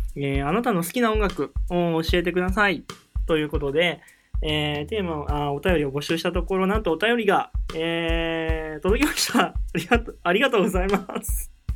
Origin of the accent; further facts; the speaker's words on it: Nagoya, Aichi, Japan; moved away as an adult; now in Tokyo, Japan; 僕の地元は愛知県の名古屋市ってところ